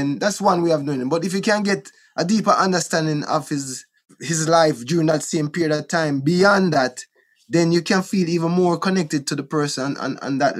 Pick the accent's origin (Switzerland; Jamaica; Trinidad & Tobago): Jamaica; Kingston; also born or lived in Wilmington, Delaware / Bull Bay; Trenchtown, where I was born in Trenchtown. We grew up in a Trenchtown a little bit.